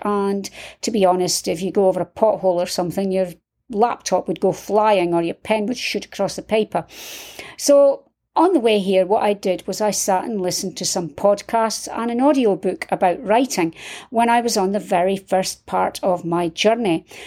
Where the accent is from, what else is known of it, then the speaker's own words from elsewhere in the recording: Scotland, United Kingdom; I'm from Scotland